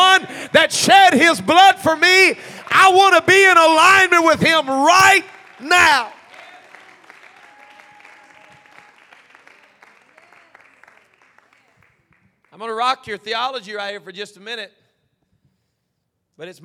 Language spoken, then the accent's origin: English; United States; we're American